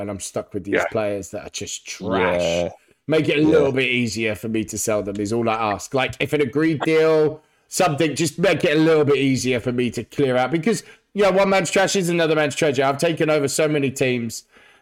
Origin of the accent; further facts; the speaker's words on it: Wales, United Kingdom; I'm a Welshman